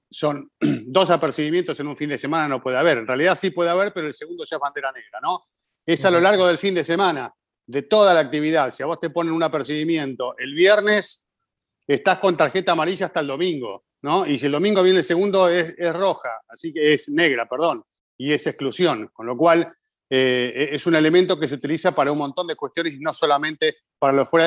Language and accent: Spanish; Colombia; now in Canada; soy de Colombia, residente en Canadá.